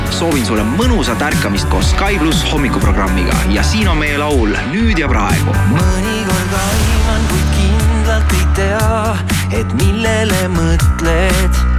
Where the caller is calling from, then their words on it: Aruküla, Harju County, Estonia